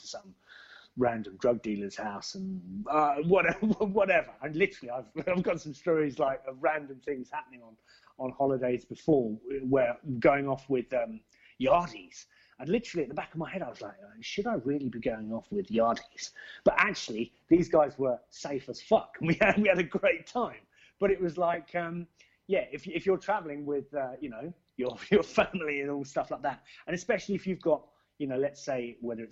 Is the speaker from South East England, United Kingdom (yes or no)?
yes; Basingstoke, South East England, United Kingdom; my hometown of Basingstoke